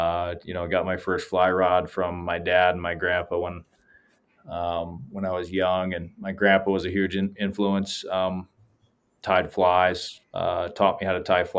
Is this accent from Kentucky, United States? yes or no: no; Adirondacks, upstate New York, United States; moved away as an adult; also born or lived in Montana; I grew up in the Adirondacks of upstate New York, and had a childhood that was pretty immersed in the outdoors